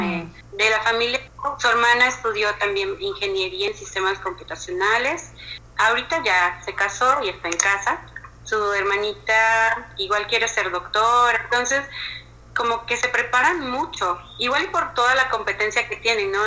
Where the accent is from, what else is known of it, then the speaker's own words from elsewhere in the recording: Mexico; mexicana, casada con un pakistaní